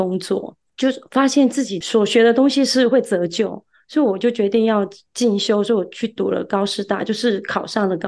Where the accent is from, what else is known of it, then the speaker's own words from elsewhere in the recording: Kaohsiung, Taiwan; also born or lived in Tainan, Taiwan / Chaozhou, Pingtung, Taiwan; 其实我是出生在台南，然后呃七岁的时候搬家搬到高雄，那在高雄读书，那在高雄长大，毕业之后也有在高雄工作，